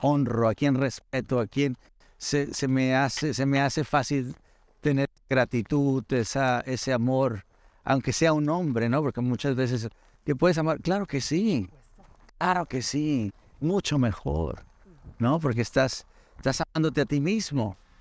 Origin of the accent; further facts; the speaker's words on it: Mexico; now in United States; Me encanta México me encanta de dónde vengo, mis ancestros